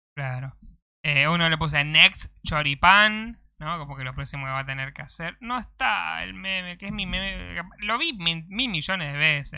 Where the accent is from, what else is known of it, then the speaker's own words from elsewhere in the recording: Argentina; todos los argentinos somos